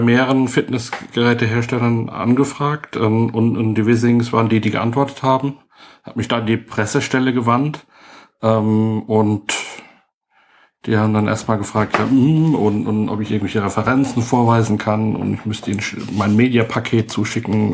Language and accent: German; Heidelberg, Baden-Württemberg, Germany; ich bin äh, Heidelberger, also echt hier geboren